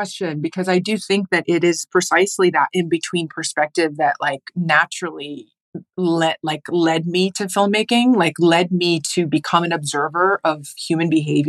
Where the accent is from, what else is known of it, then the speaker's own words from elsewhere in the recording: United States; also born or lived in Jordan / West Bank; Like in the US, I was known as like the Arab